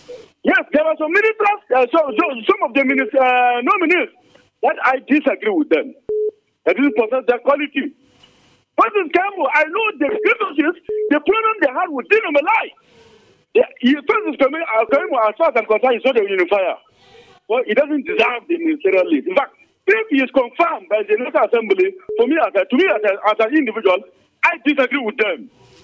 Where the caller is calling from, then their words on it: Angwan Rukuba, Plateau, Nigeria; I'm calling from Angwarkuba, the voice of Angwarkuba.